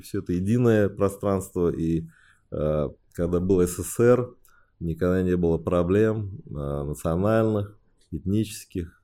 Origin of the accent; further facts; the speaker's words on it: Beijing, China; first language Chinese; Russian is a second language; now in Moscow, Russia; Родился я в Пекине. Отец у меня геолог, китаец, мама тоже геолог, э, русская